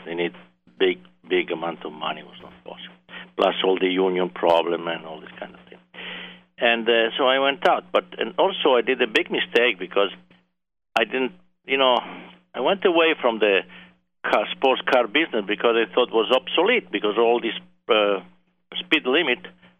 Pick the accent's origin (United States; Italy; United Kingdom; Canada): Italy; English is a second language; More than enthusiast, but I was a very avid fast driver.